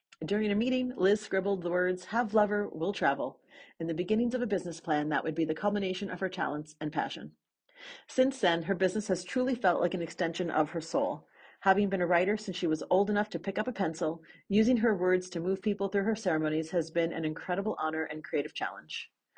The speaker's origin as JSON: {"language": "English", "town": "New York City", "region": "New York", "country": "United States", "tie": "born or raised there", "said": "And so you're in New York City. Yes. My hometown."}